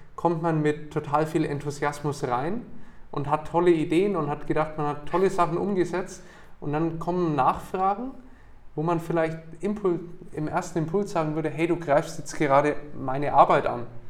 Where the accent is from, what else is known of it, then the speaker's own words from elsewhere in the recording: Nuremberg, Bavaria, Germany; also born or lived in Bamberg / United States; ich bin in Nürnberg geboren und aufgewachsen